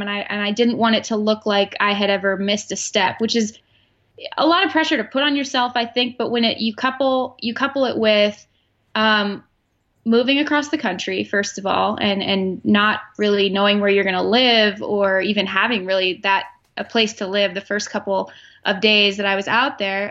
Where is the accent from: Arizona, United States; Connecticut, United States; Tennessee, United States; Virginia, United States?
Arizona, United States; Phoenix; moved away as an adult; also born or lived in State College, Pennsylvania; now in Charlotte, United States; I grew up in Phoenix, Arizona